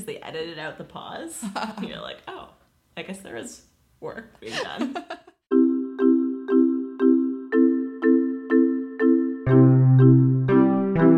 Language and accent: English; Toronto, Ontario, Canada; now in Ottawa, Canada; I am from a suburb of Toronto